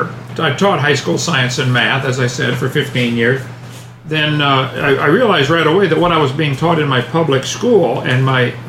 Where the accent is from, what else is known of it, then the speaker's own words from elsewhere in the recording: East Peoria, Illinois, United States; now in Lenox, United States; I was born and raised in East Peoria, Illinois